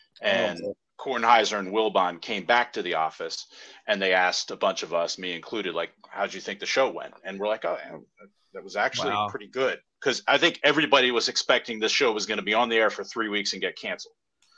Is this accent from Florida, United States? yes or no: no; Silver Spring, Maryland, United States; also born or lived in various countries; I'm not originally from around these parts. I'm from Maryland, but I spent like half my childhood in Silver Spring, Maryland, which is a suburb of DC. And the other half was in various countries because my dad was a diplomat.